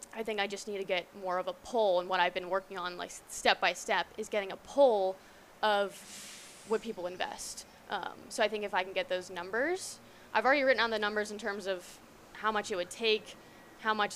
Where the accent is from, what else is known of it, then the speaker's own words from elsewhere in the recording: Washington, District of Columbia, United States; Yeah in my hometown. I was born in DC.